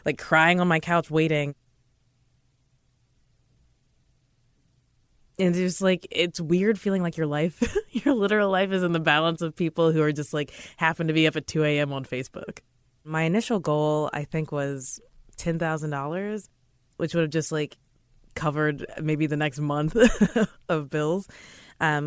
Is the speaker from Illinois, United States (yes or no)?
no; Kentucky, United States; moved away as an adult; now in New York, United States; I'm from Kentucky